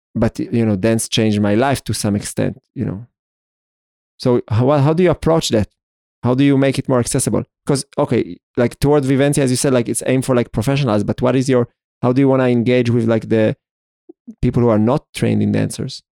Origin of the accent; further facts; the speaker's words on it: Israel; I was born in Israel, I'm Jewish, I went through this ceremony at the age of thirteen